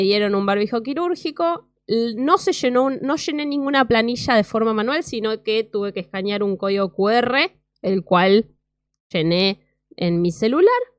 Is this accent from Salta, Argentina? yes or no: no; Mar del Plata, Buenos Aires Province, Argentina; mi ciudad de Mar del Plata